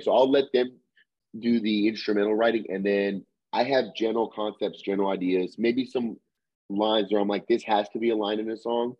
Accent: Little Rock, Arkansas, United States; we're from Arkansas, from Little Rock, Arkansas

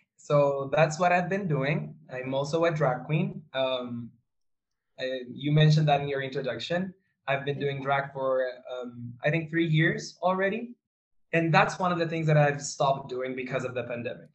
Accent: Santiago, Santiago Metropolitan Region, Chile; I was born in, and raised in Santiago de Chile

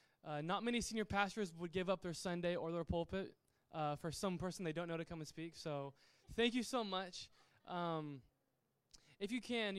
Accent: Yuba City, California, United States; also born or lived in Sacramento, California / Napa, California; So I was born in Sacramento. Lived there for like 2 years. And then I moved to a town called Yuba City.

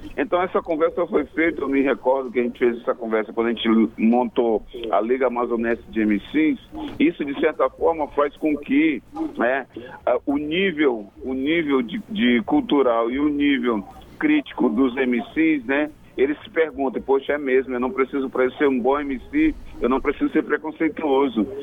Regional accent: Maranhão, Brazil; now in Manaus, Brazil; eu sou maranhense

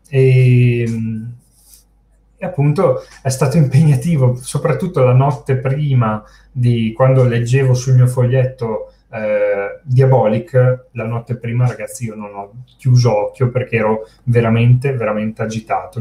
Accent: Brescia, Lombardy, Italy; io sono di Brescia

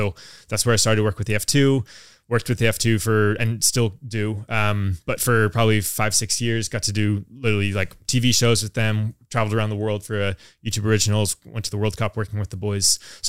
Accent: United States; now in London, United Kingdom; So I grew up in the States, I'm American. I've lived in London now for 4 years.

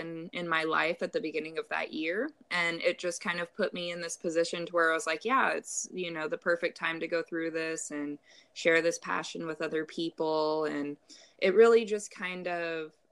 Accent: Carrollton, Texas, United States; Today I'm in Dallas, Texas. I was born and raised in Carrollton

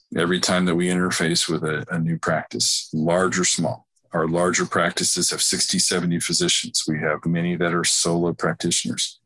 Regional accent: Dallas, Texas, United States; also born or lived in Nashville, Tennessee; where I grew up here in North Dallas

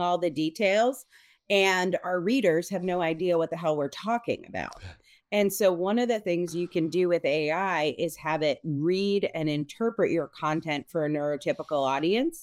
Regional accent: Connecticut, United States; being Italian American, growing up in Connecticut

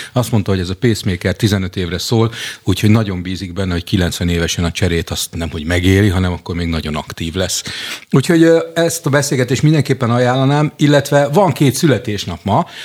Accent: Jászberény, Jász-Nagykun-Szolnok, Hungary; látszik, hogy Jászberényből jöttem

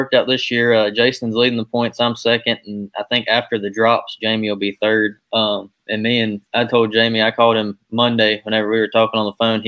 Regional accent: Ace Speedway, North Carolina, United States; that's where I grew up, was around Ace

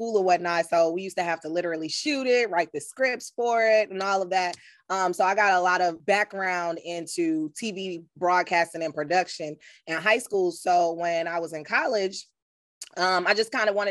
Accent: New York, United States; moved away; we're from New York

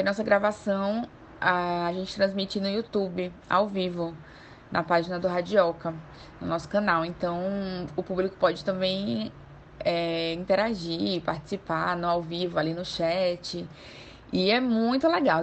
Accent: João Pessoa, Paraíba, Brazil; moved away as an adult; now in Salvador, Brazil; eu sou de João Pessoa, né? Vim, mudei para cá, para Salvador, em 2010

